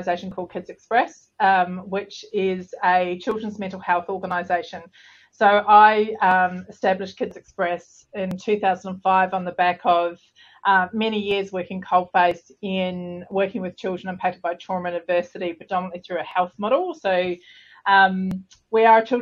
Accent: Southland, New Zealand; moved away as an adult; also born or lived in London, United Kingdom; now in Australia; I'm a Kiwi girl. So I was born in the depths of Southland in New Zealand.

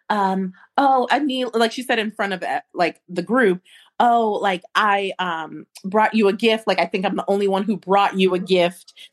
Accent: Midwest, United States; I'm a Midwesterner at heart.

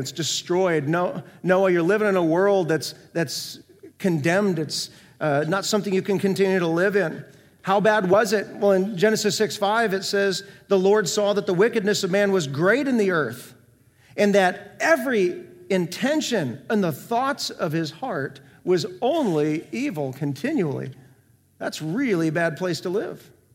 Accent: North Iowa, United States; moved away; also born or lived in Central Florida; I grew up in North Iowa, twenty minutes south of the Minnesota border

